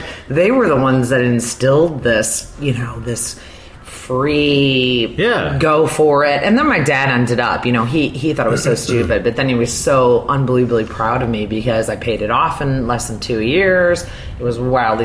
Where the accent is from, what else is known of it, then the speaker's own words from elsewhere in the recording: South Bend, Indiana, United States; moved away as an adult; also born or lived in Chicago; I'd worked at Notre Dame, which is in the university of my hometown growing up.